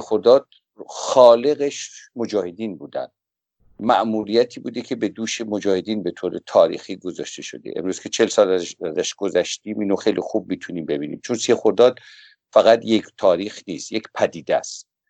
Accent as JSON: {"language": "Persian", "country": "Iran", "said": "به عنوان یک ایرانی"}